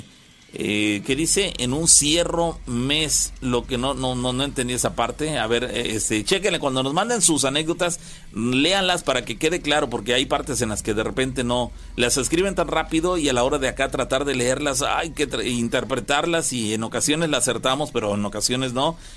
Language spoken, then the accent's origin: Spanish; Córdoba, Veracruz, Mexico; Bueno, yo soy de Córdoba y siempre me han pasado cosas extrañas.